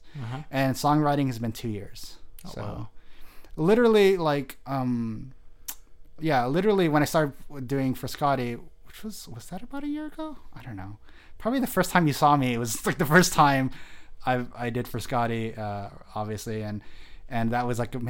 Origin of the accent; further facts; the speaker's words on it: Delano, California, United States; also born or lived in Bakersfield; I come from. So the Valley, right? That's where I come from, the Central Valley.